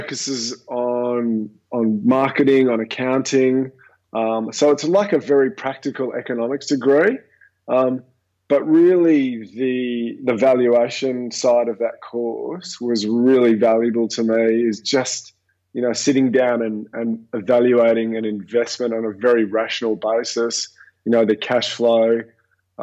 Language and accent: English; Central Coast, New South Wales, Australia; also born or lived in Japan; I grew up on the Central Coast, just north of Sydney